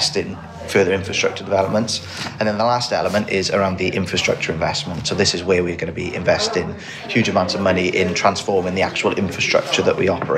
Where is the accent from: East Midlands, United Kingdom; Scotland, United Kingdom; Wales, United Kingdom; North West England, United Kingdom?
Wales, United Kingdom; the culture within Wales is very different. And, you know, we have our own language